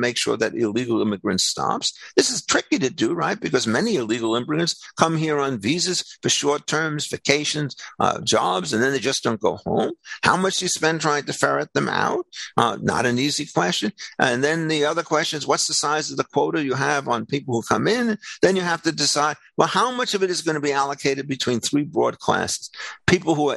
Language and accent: English; United States; I'm a second generation American.